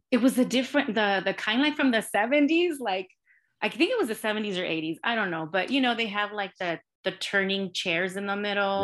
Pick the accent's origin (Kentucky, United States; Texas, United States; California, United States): California, United States; Los Angeles; I was born and raised in L A. I grew up in Highland Park in a working class, you know, a Latino working class community